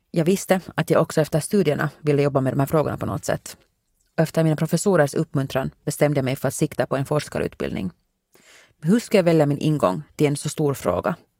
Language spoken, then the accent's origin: Swedish; Helsinki, Uusimaa, Finland; born or raised there; moved away as an adult; now in United States